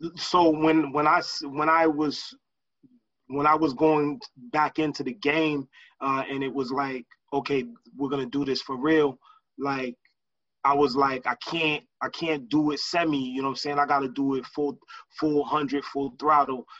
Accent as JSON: {"language": "English", "town": "Lawrence", "region": "Massachusetts", "country": "United States", "also_born_or_lived": "Boston, Massachusetts", "moved": "yes", "said": "I didn't grow I didn't grow up or I wasn't raised in Boston. Like a lot of people, they equate me to Boston, and, and I and I got love for Boston. I lived in Boston a, a lot a, a, a sizable portion of my life. But um, I'm originally from Lawrence, Massachusetts"}